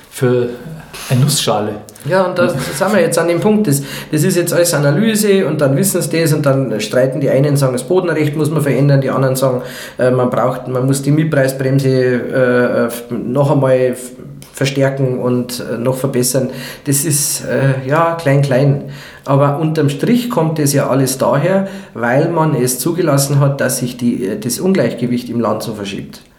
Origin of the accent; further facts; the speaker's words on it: Pfaffenhofen, Bavaria, Germany; so einer Stadt wie jetzt Pfaffenhofen, da wo ich herkomme, mh, mm, äh, für einen Quadratmeter Wohnung, äh, Neubauwohnung, du 5500 Euro bezahlen musst.